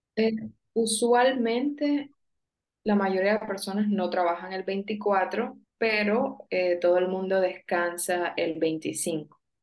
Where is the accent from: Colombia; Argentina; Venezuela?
Colombia; soy de Colombia